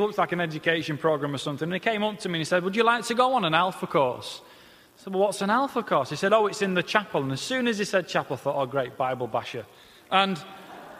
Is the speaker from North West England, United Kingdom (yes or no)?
no; Leeds, Yorkshire and the Humber, United Kingdom; accent: Peter Kay-ish twang; I'm obviously not a southerner, as you can tell by the Peter Kay-ish twang to my voice. I'm from the north. I grew up just outside Leeds.